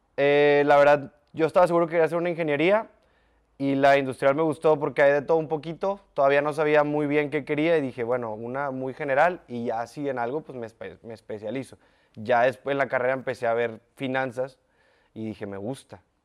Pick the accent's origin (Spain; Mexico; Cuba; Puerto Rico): Mexico; Lindavista, Nuevo León; En la Lindavista. De los 0 a los 18 años de mi vida en la Linda Vista.